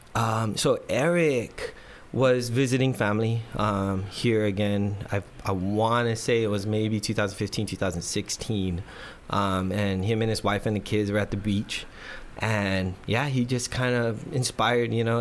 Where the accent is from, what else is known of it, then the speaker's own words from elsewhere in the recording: Guam; moved away as an adult; now in San Diego, United States; our generation growing up on Guam